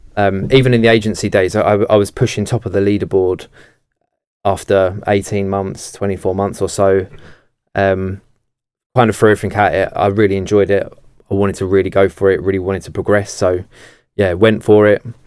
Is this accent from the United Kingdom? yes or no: yes; Kent, South East England, United Kingdom; I'm from Kent